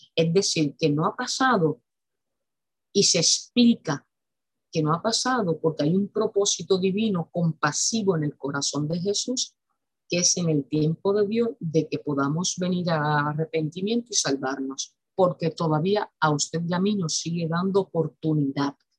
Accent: Puerto Rico; En mi país, Puerto Rico

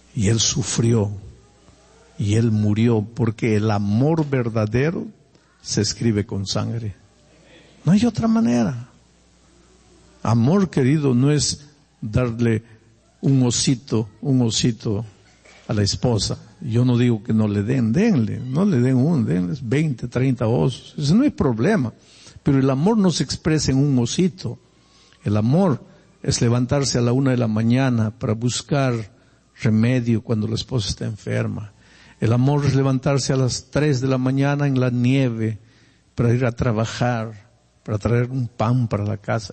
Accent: Peru; now in Brazil; Yo soy peruano y nací en el Perú

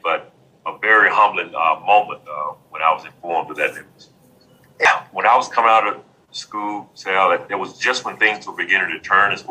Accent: Mississippi, United States; I grew up in Mississippi

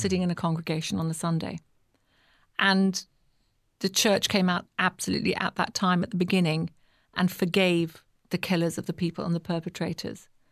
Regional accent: United Kingdom; accent: British; moved away as an adult; now in South Africa; I'm British, as you can probably hear by my accent.

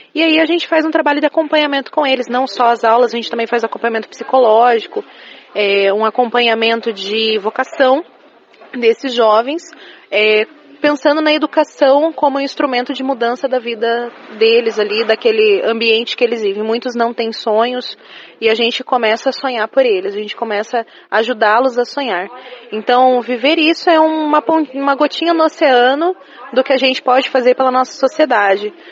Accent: Curitiba, Paraná, Brazil; sou de Curitiba

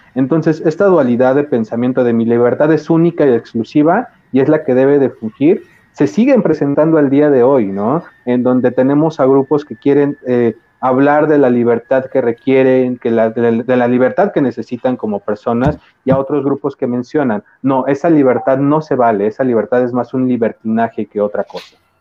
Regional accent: Mexico; somos mexicanos

